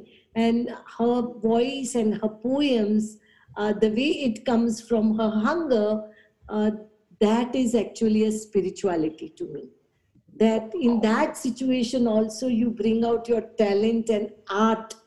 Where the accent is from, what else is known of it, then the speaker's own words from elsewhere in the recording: Mumbai, Maharashtra, India; I was born and raised in Mumbai.